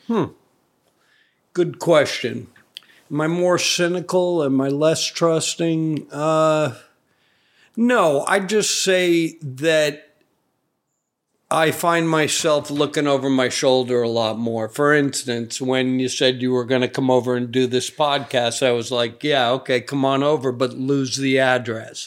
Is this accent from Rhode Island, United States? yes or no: yes; Providence, Rhode Island, United States; I grew up in Providence, Rhode Island, the original crime town